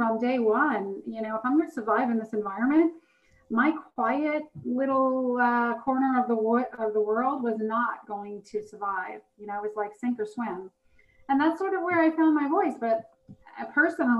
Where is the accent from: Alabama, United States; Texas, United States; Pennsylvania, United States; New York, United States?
New York, United States; New York City; I'm from Brooklyn.